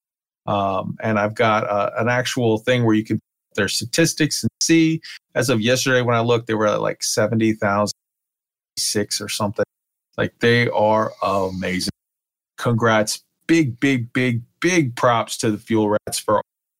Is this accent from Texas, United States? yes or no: yes; San Antonio, Texas, United States; San Antonio, Texas, my hometown